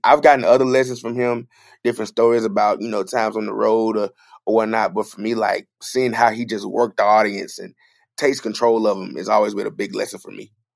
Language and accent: English; Clarksdale, Mississippi, United States; also born or lived in Friars Point, Mississippi; the house and neighborhood I grew up in Clarksdale